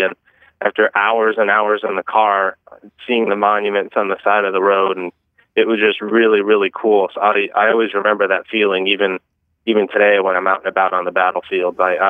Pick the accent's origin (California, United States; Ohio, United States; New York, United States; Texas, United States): Ohio, United States; east of Cleveland, Northeast; I grew up in Northeast Ohio, east of Cleveland